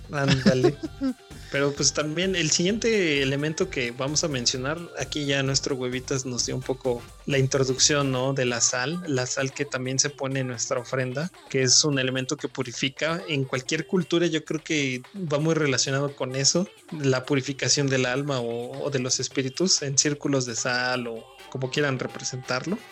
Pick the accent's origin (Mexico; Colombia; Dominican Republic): Mexico; somos todos mexicanos